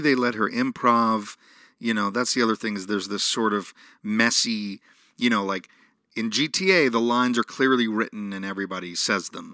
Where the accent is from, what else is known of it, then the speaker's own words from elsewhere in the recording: New York, United States; Growing up in New York